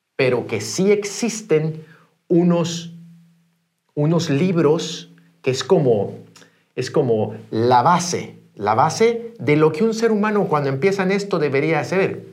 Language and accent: Spanish; Guatemala; moved away; yo soy guatemalteco, pero estoy haciendo el negocio dentro de Iberia